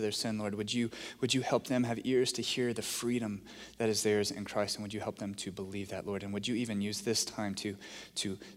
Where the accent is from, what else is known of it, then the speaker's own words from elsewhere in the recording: Texas, United States; being a Texan